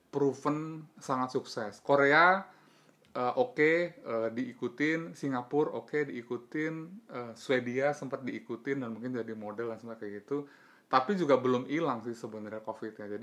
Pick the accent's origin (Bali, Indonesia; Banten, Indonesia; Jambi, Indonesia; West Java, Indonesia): Banten, Indonesia; kita lebih relate ke apa yang dilakukan sama DKI daripada di Banten sebagai warga Banten